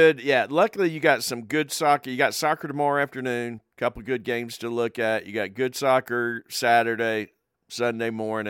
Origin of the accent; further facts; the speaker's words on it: England, United Kingdom; born there; Well, he's England, and we do have an allegiance to England as well, since I was born there.